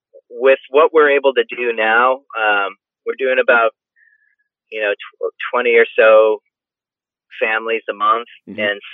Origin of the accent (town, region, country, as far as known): Hull, Massachusetts, United States